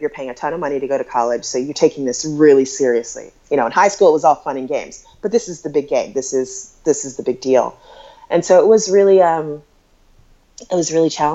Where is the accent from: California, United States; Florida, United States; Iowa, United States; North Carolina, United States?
Iowa, United States; Des Moines; moved away as an adult; also born or lived in Brooklyn, New York; I'm from Des Moines, Iowa.